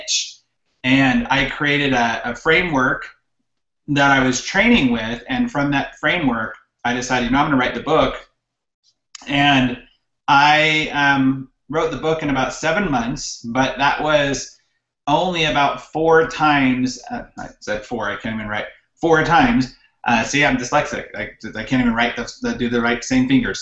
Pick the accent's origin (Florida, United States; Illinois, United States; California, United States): California, United States; high desert of; moved away as an adult; now in Utah, United States; I'm from California originally. I was born and raised there until about 10 years ago. My wife and I both grew up in the high desert of California